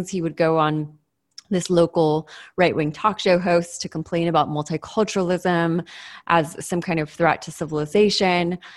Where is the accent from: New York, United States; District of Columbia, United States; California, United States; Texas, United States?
California, United States; Southern; I grew up in Southern California during the same time period.